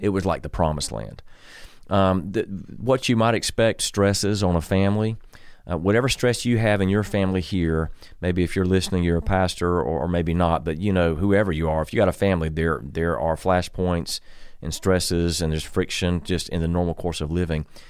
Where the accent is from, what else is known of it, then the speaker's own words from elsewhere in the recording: Columbia, South Carolina, United States; moved away as an adult; born and raised in Columbia